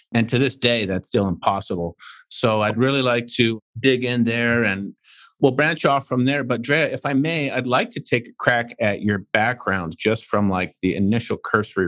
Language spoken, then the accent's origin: English; Canada; I'm from Canada